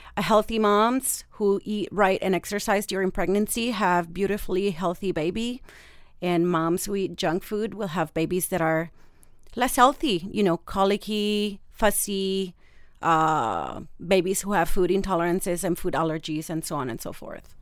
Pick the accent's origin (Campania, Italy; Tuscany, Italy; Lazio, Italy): Lazio, Italy; Rome; English is a second language; moved away as an adult; now in San Diego, United States; I have a little bit of an accent. I'm from Rome, Italy, born and raised.